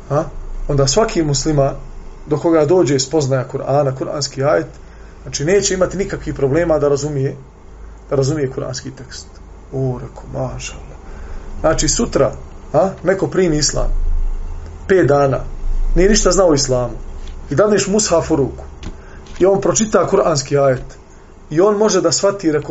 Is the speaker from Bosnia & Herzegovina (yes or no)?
yes; Bosnia & Herzegovina; kod nas u Bosni